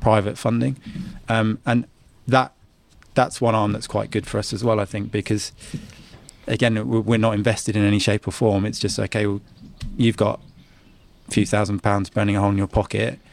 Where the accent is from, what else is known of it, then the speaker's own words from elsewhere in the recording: Guernsey; I'm, I'm a Guernseyman